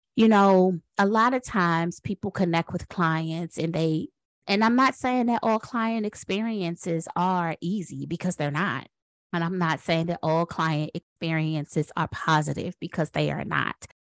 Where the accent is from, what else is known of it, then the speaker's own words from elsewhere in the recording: Washington, District of Columbia, United States; now in North Carolina, United States; I am a proud Washingtonian. So I was born and raised in Washington, D C